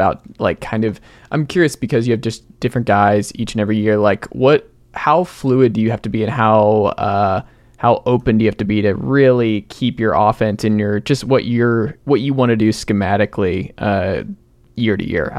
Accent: Atlanta, Georgia, United States; I'm a Hawks guy. I'm from Atlanta.

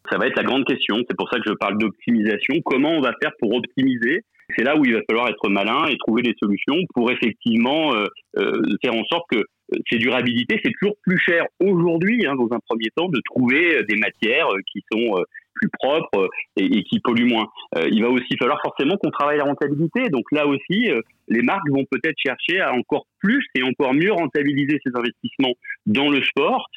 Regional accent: Lyon, Auvergne-Rhône-Alpes, France; je suis lyonnais

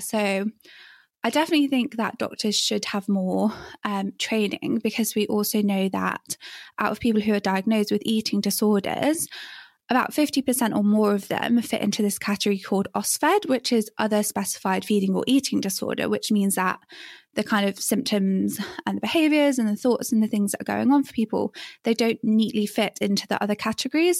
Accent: England, United Kingdom; moved away as an adult; growing up in England when I did

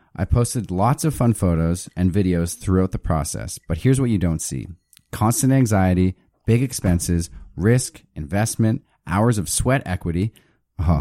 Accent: Halifax, Nova Scotia, Canada; I'm from Halifax

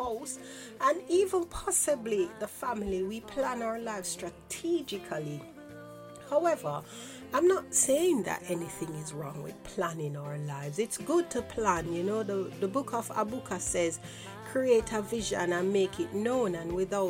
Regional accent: Jamaica; growing up in Jamaica

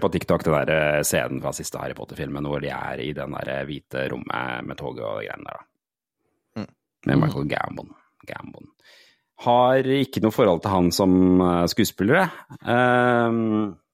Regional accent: Porsgrunn, Telemark, Norway; der jeg er fra, Porsgrunn, Langesund-aktig.

